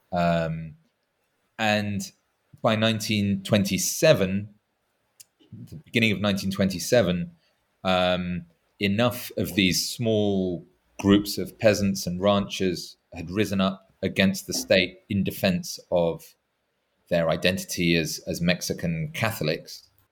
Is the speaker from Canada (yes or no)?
no; England, United Kingdom; as an Englishman